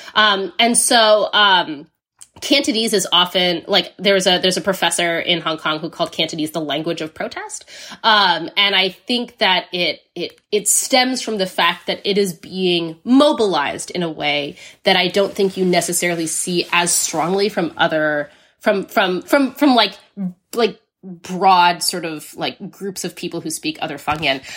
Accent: United States; I grew up in the United States

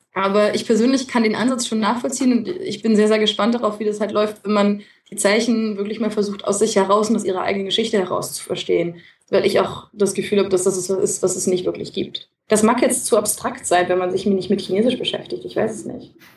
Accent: Germany; als Deutsche

